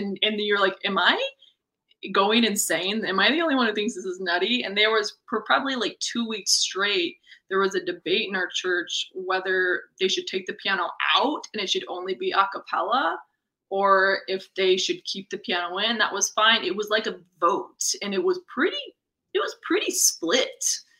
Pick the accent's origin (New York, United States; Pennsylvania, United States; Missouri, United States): Missouri, United States; accent: folksy; Well, the real humdinger is I'm really from Missouri, so I don't know why I'm laying this on so thick.